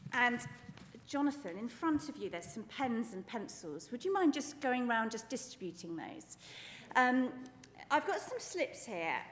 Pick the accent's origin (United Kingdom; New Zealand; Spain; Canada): United Kingdom; we're British